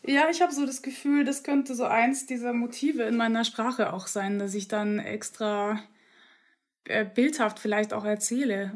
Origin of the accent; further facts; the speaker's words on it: Upper Austria, Austria; also born or lived in Munich, Germany; ich bin ja wirklich am Landland in Oberösterreich aufgewachsen. Also ich bin erst in München geboren worden und als ich aber eingeschult wurde, kurz zuvor sind wir nach Österreich gezogen